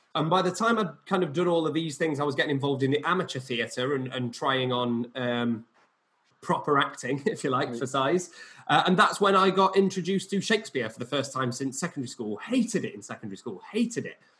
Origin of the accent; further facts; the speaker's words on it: Barnsley, Yorkshire and the Humber, United Kingdom; I'm from Barnsley originally, which is a kind of working class northern former mining town